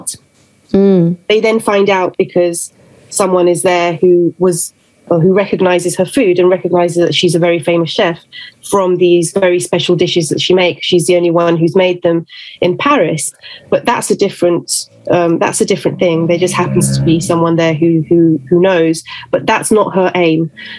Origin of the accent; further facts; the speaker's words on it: London, United Kingdom; born there; also born or lived in Venezuela; Yes, I'm half Venezuelan and half Italian, but I was born in London and I moved around a lot throughout my whole life. I lived in Venezuela, in different countries.